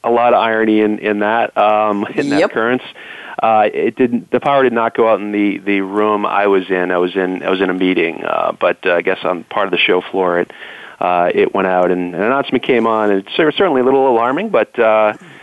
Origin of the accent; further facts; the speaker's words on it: Boston, Massachusetts, United States; also born or lived in Silicon Valley; I'm from Boston